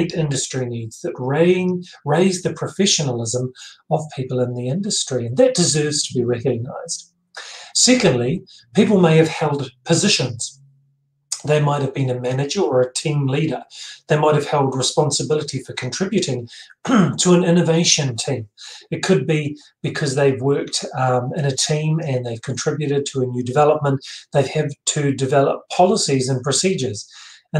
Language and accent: English; New Zealand; I'm a New Zealander.